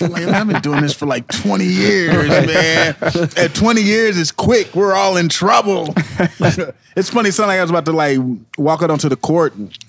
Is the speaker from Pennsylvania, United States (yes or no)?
no; Kansas City, Missouri, United States; also born or lived in Brooklyn; when I was a kid growing up in Kansas City